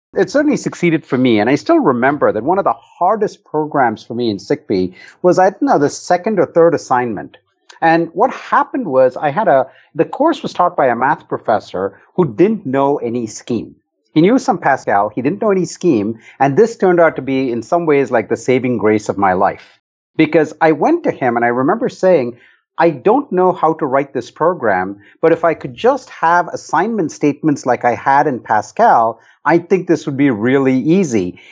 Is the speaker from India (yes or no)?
yes; Bangalore, Karnataka, India; moved away; I grew up in India in a city called Bangalore